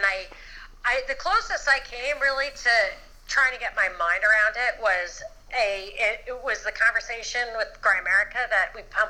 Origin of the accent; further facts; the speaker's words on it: New York, United States; moved away; also born or lived in Los Angeles; I'm from New York originally, where it takes 2 hours to go 15 miles.